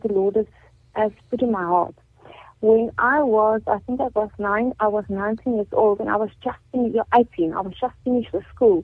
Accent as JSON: {"language": "English", "town": "Carletonville", "region": "Gauteng", "country": "South Africa", "tie": "born or raised there", "said": "I've been born and bred in Carltonville"}